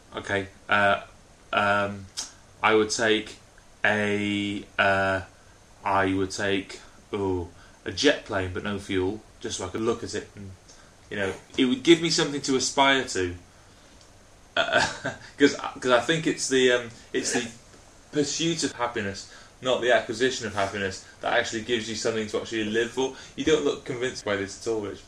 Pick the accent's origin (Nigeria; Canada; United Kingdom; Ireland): United Kingdom; Wales; I'm actually Welsh